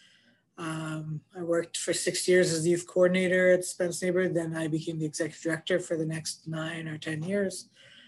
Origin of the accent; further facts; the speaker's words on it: Winnipeg, Manitoba, Canada; I'm a Winnipegger, born and raised. I grew up in East Kildonan